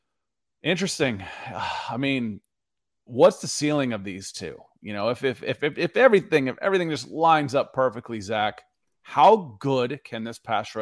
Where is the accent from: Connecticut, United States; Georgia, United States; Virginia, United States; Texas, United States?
Georgia, United States; Atlanta; also born or lived in Cleveland, Ohio; being growing up in Atlanta and, you know, having family in Cleveland, that's where I was born.